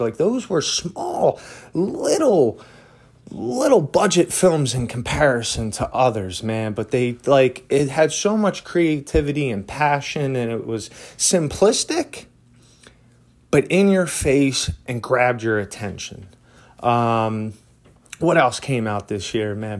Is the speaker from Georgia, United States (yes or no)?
no; Philadelphia, Pennsylvania, United States; moved away as an adult; now in Asheville, United States; that is my hometown, man. I love Philadelphia